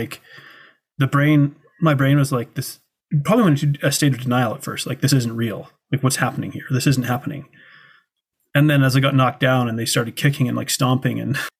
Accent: Canada; I come from Canada, a first world country where we have prosperity.

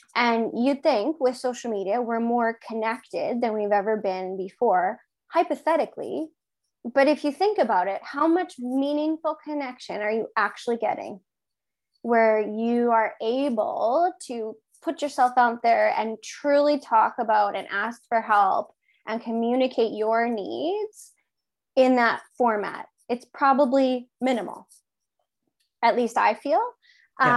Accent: Regina, Saskatchewan, Canada; now in Kipling, Canada; I'm from Regina originally

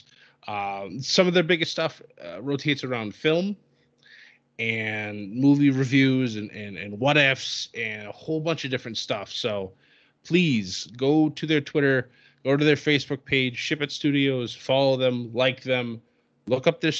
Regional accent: near Worcester, Massachusetts, United States; it was in Worcester, Massachusetts, which was a hop, skip, and a jump from my hometown

